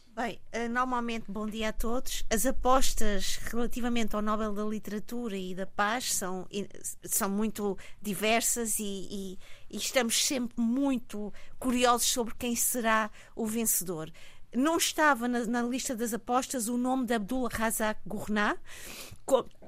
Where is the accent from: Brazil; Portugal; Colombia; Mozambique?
Mozambique; como moçambicana